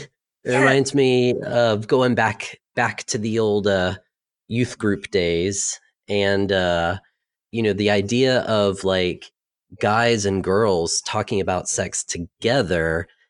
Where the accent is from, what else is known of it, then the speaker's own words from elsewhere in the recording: Jacksonville, Florida, United States; also born or lived in Southeast United States; So I moved every 2 years, but I've been in Jacksonville since 1989. And so that's more or less my hometown, but I've lived sporadically around the Southeast.